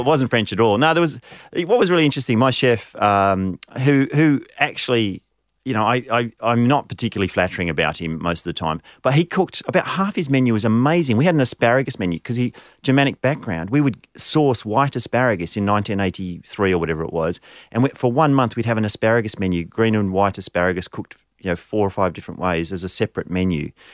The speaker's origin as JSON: {"language": "English", "town": "Canberra", "region": "Australian Capital Territory", "country": "Australia", "tie": "born or raised there", "also_born_or_lived": "Abergavenny, Wales", "said": "I grew up in Canberra, but I was actually born overseas. So I was born in the U K."}